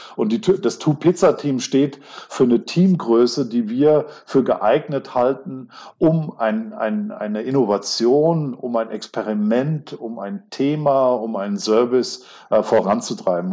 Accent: Kaiserslautern, Rhineland-Palatinate, Germany; ich bin in der Stadt geboren

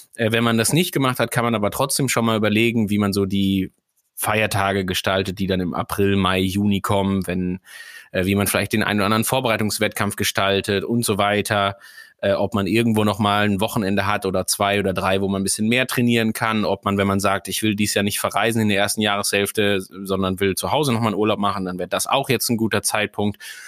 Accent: Sauerland, North Rhine-Westphalia, Germany; now in Schleswig-Holstein, Germany; ich komme aus einer Region, die auf 400 Metern in der Mitte des Deutschlands

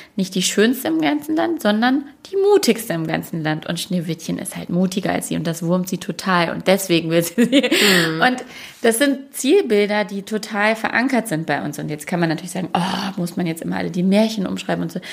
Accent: Duisburg, North Rhine-Westphalia, Germany; moved away; ich bin in Duisburg groß geworden

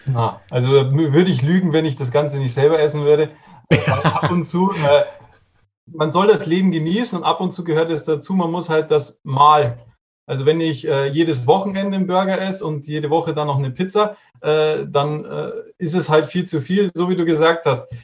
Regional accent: Regensburg, Bavaria, Germany; Ich komme aus Regensburg

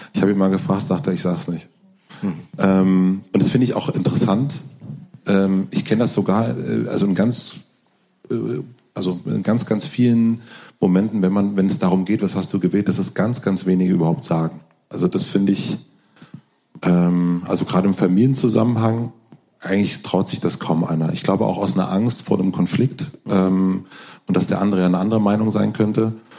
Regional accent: South Brandenburg, Germany; ich komme aus Südbrandenburg, ähm, Südbrandenburg

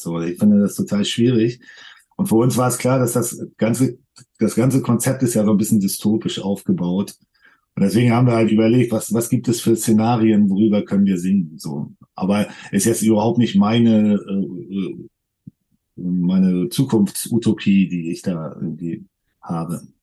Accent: Germany; wir sind jetzt hier in Deutschland geboren

